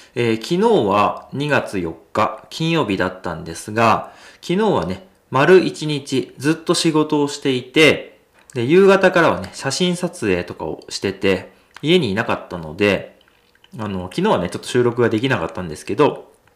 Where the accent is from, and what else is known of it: hometown of sumo wrestler Mitakeumi, Nagano, Japan; born or raised there